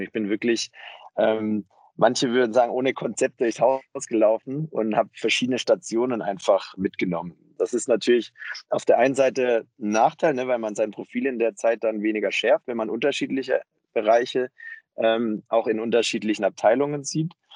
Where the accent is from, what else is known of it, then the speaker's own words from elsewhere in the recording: near Stuttgart, Baden-Württemberg, Germany; moved away as an adult; also born or lived in Tübingen / Mannheim; now in Berlin, Germany; bin aufgewachsen in der Nähe von Stuttgart und habe dann in Tübingen und Mannheim studiert